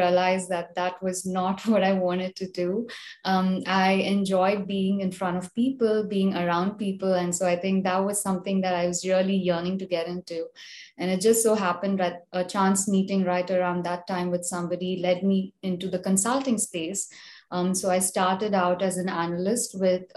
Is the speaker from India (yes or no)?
yes; India; moved away as an adult; now in United States; I'm originally from India, grew up in India, came to the US to pursue my master's